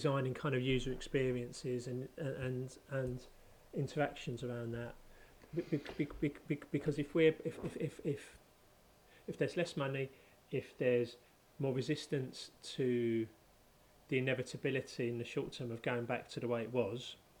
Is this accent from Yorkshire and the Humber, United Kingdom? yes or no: no; London, United Kingdom; having grown up where I grew up in North London